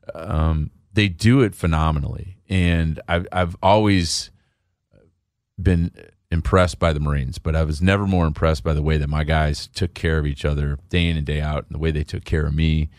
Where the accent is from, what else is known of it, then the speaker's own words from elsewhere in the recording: Chicago, Illinois, United States; I grew up in Chicago